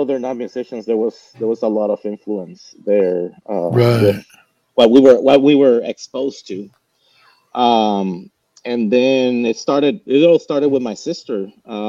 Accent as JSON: {"language": "English", "town": "Caguas", "country": "Puerto Rico", "tie": "born or raised there", "moved": "as an adult", "said": "So I grew up right in my hometown. It's called Caguas."}